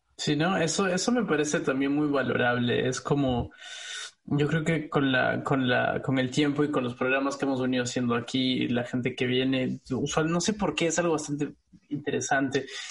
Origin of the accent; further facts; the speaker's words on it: Peru; moved away; como peruano, eh, residiendo en el extranjero